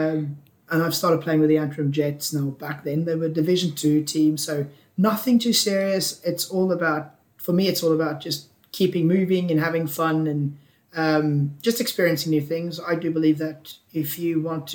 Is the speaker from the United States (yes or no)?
no; South Africa; moved away as an adult; also born or lived in Ulster; I grew up in South Africa